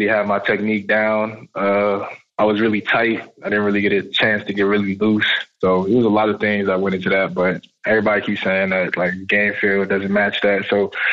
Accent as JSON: {"language": "English", "region": "New York", "country": "United States", "tie": "born or raised there", "also_born_or_lived": "North Carolina", "moved": "yes", "said": "I grew up in New York in the Bronx"}